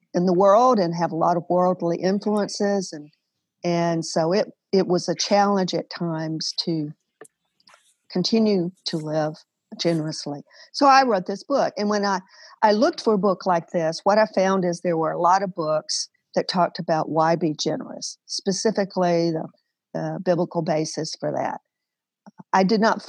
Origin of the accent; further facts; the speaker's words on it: Alabama, United States; moved away as an adult; also born or lived in New Orleans; I grew up in Alabama